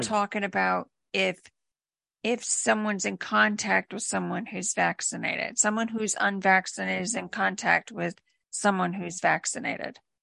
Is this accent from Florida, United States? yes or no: yes; Florida, United States; I'm from Florida